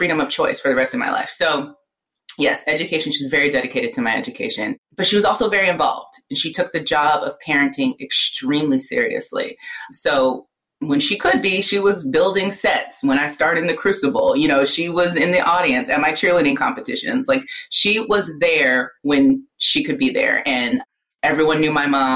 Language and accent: English; Avalon, California, United States; also born or lived in Los Angeles, California; And we're from Southern California, Los Angeles, South Central